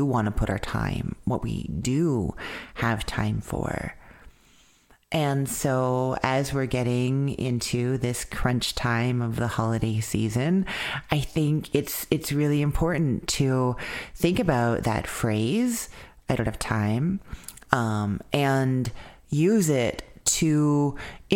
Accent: Winnipeg, Manitoba, Canada; moved away; Winnipeg, Manitoba, Canada, my hometown.

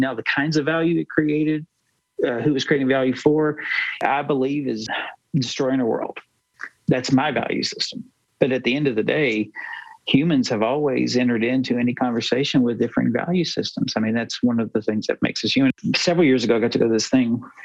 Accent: United States; I was born in America, I grew up in America

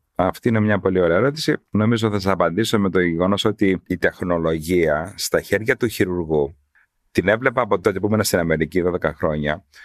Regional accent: Karpathos, South Aegean, Greece; εγώ είμαι από Κάρπαθο

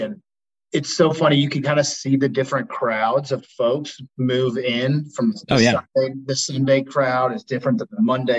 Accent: Midwest, United States; I'm a Midwesterner, so I love talking about weather.

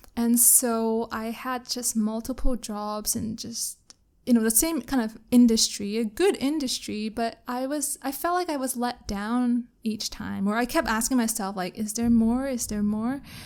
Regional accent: Canada; now in Kuala Lumpur, Malaysia; I'm Canadian

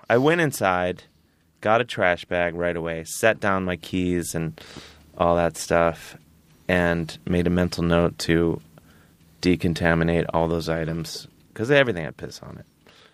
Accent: Cleveland, Ohio, United States; moved away; I'm from Cleveland. I'm a regular dude

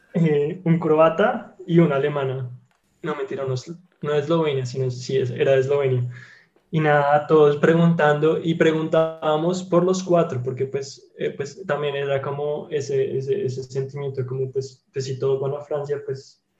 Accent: Colombia; now in Germany; yo soy de Colombia

